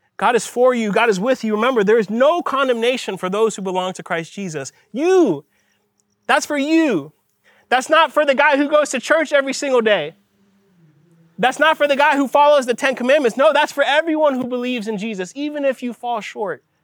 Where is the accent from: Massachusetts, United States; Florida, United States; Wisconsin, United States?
Florida, United States; Miami; I'm from Miami